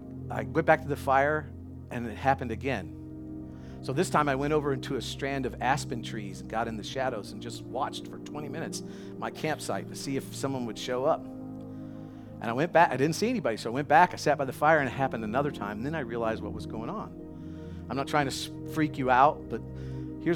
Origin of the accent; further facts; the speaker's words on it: the South, United States; I'm from the South